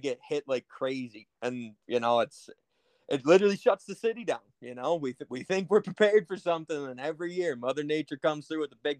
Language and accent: English; Buffalo, New York, United States; I'm out with the suburbs of Buffalo, New York. So 716